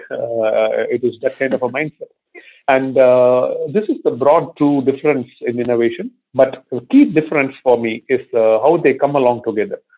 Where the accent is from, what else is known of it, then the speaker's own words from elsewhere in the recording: India; moved away as an adult; also born or lived in Cincinnati, Ohio / Singapore; I'm not from Ohio. I am from India